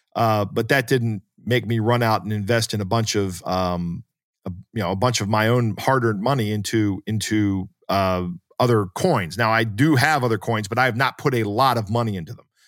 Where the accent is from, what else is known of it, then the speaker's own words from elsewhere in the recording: United States; as an American